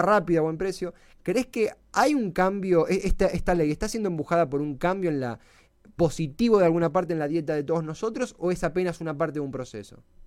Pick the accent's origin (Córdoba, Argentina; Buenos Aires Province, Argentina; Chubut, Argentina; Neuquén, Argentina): Buenos Aires Province, Argentina; Avellaneda; yo soy de Herley, de Avellaneda